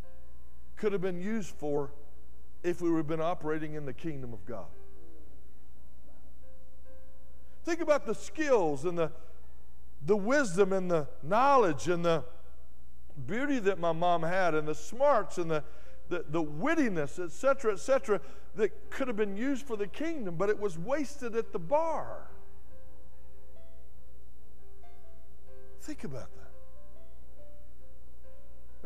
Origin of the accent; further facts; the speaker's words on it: West Texas, United States; also born or lived in Dallas; I grew up in West Texas where you have to irrigate everything.